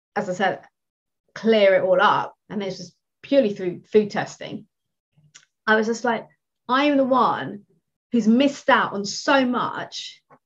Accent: United Kingdom; first language English; I'm I'm British, I speak English, I don't speak anything else.

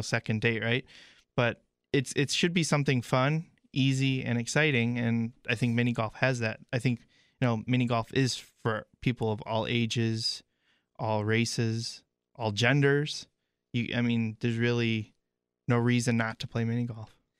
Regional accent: Illinois, United States; growing up in Illinois

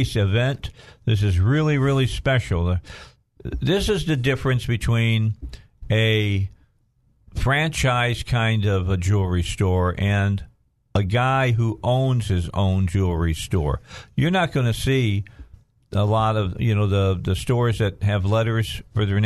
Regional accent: outside of Chicago, Illinois, United States; now in Arkansas, United States; I was growing up outside of Chicago

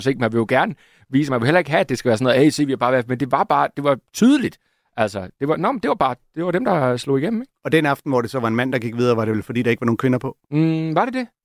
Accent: Jutland, Denmark; Og der er ikke noget værre, end at komme som jyde til København og få rettet alle dine ord.

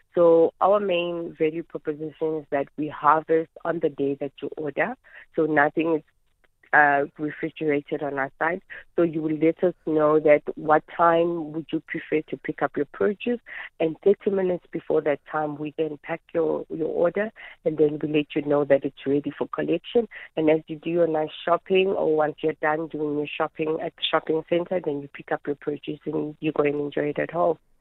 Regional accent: Soweto, Gauteng, South Africa; also born or lived in Midvaal; I was born and raised in Soweto

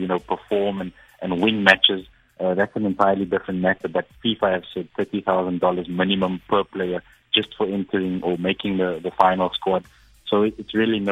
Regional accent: South Africa; all of us as South African citizens

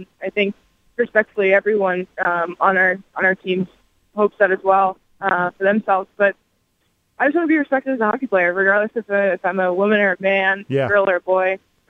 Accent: Idaho, United States; I'm from Idaho.

